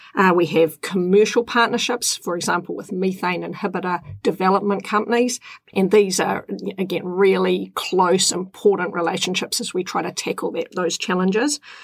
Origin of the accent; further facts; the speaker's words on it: Tapora, Auckland, New Zealand; I grew up in Tapora on the Kaipara Harbour